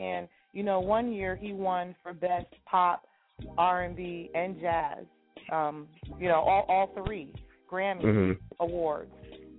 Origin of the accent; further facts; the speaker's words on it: Roosevelt, New York, United States; I grew up in Strong Island.